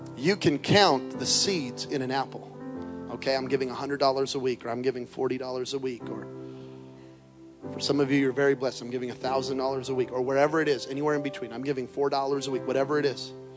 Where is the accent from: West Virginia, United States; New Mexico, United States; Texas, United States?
New Mexico, United States; Belen; moved away; grow up in Belen, New Mexico. There are more people in this building right now than in my hometown